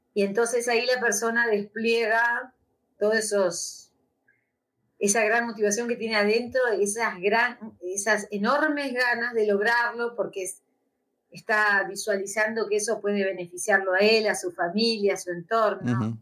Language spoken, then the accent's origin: Spanish; Argentina; moved away as an adult; now in Spain; soy argentina, vivo hace nueve años acá, y yo sé que en algún momento me voy a volver a la Argentina